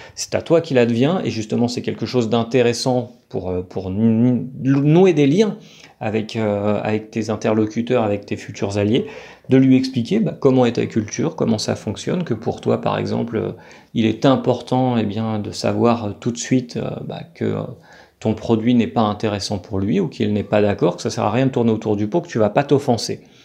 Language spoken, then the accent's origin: French; France; now in Colombia; en tant que Français